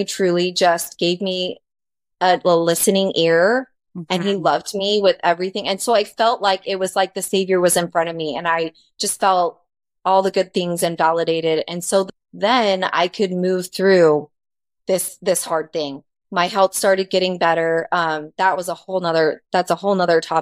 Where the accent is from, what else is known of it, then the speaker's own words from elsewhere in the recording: Arizona, United States; moved away; I grew up in Arizona, and that's where we were married. And I knew everyone because that was just, I'd lived there, my whole life